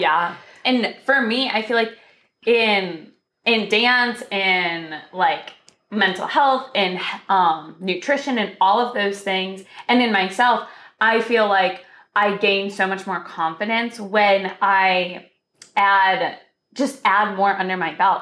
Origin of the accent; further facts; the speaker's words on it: Michigan, United States; moved away as an adult; now in California, United States; we're both from Michigan